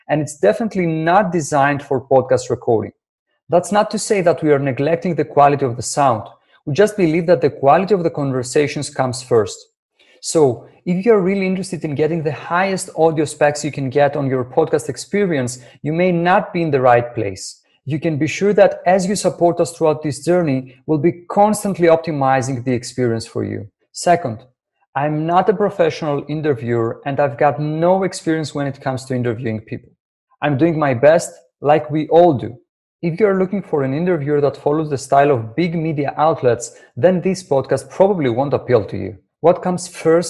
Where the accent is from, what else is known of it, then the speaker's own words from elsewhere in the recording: Greece; English is a second language; my English isn't perfect. I was born and raised in Greece